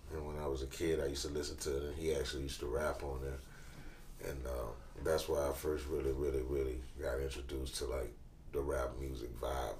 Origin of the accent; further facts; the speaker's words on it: New Orleans, Louisiana, United States; born and raised in New Orleans, Louisiana. That's where we're from. Yep. 17th Ward area. I'm from Gertown